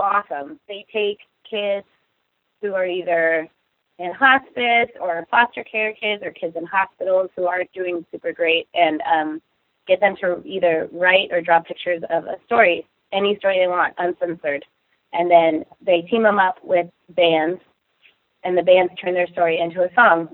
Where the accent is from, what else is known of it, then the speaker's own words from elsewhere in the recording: Seattle, Washington, United States; we're all from Seattle. Like we're all pretty much from here